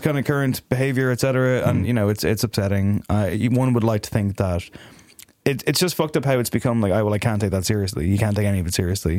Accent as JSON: {"language": "English", "country": "Ireland", "said": "as an Irishman"}